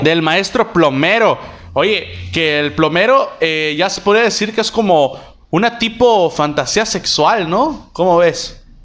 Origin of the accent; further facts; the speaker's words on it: Mexico; Somos, somos mexicanos